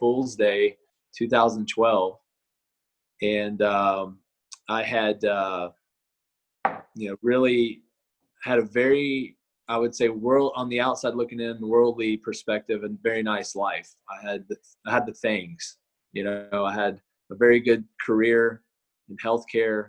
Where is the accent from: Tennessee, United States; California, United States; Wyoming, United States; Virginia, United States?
Tennessee, United States; Nashville; I grew up in Nashville, Tennessee